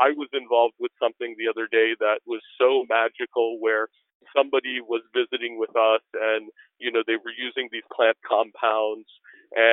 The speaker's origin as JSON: {"language": "English", "town": "Washington", "region": "District of Columbia", "country": "United States", "tie": "born or raised there", "said": "I grew up in Washington, D.C."}